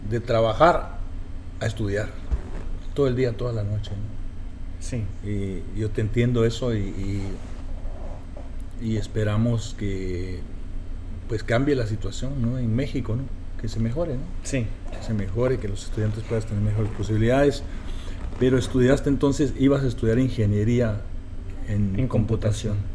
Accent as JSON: {"language": "Spanish", "country": "Guatemala", "said": "Yo pues soy de Guatemala"}